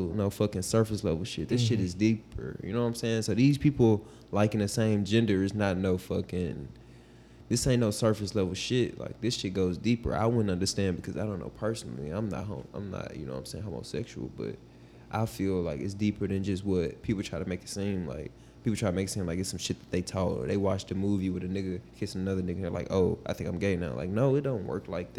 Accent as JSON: {"language": "English", "town": "Memphis", "region": "Tennessee", "country": "United States", "said": "I'm from Memphis"}